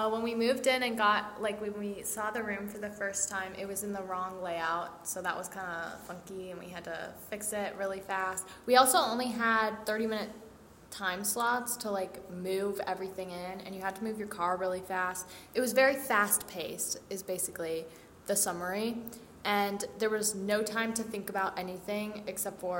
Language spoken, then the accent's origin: English; New Jersey, United States; now in Cleveland, United States; the Cleveland area, but I'm originally from New Jersey.